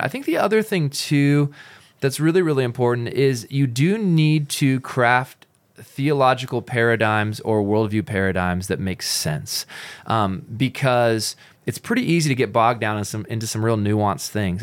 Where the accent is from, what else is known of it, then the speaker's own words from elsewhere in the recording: Pacific Northwest, United States; now in Utah, United States; I grew up in the Pacific Northwest